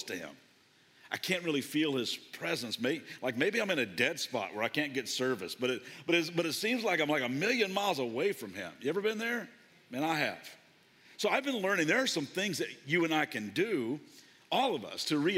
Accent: Kentucky, United States; I grew up in Kentucky

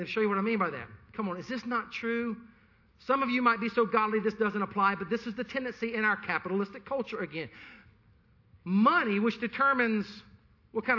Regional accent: the Carolinas, United States; I'm from the Carolinas

